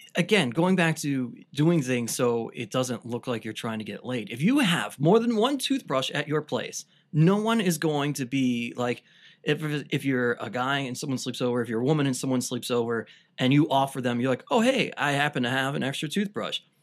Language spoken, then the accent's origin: English; Cleveland, Ohio, United States; I grew up on the East Side